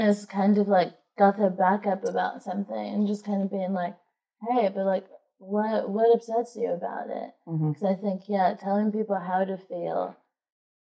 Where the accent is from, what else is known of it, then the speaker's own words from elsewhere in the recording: Texas, United States; moved away; I grew up in Texas, and it was quite conservative and Christian